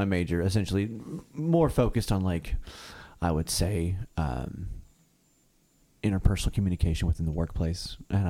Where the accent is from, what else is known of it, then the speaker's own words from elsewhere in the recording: Benton, Kentucky, United States; also born or lived in Paducah, Kentucky; now in Murray, United States; I moved to Murray. I was living in Marshall. I was born in Paducah, actually.